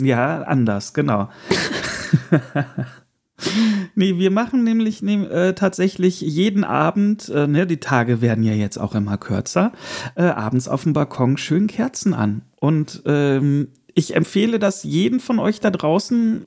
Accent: Erkelenz, North Rhine-Westphalia, Germany; moved away; In meiner Heimat war auch die Burgkirmes, das ist die äh, kleine, äh, es gibt ja immer zwei Kirmes äh, im Jahr in Erkelenz

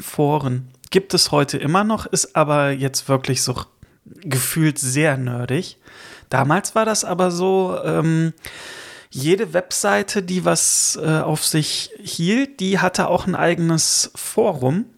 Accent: Rhineland, Germany; moved away; also born or lived in Northern Germany; ich bin ja kein gebürtiger Norddeutscher. Insofern kombiniere ich das mit dem Rheinland und dem Norddeutschen.

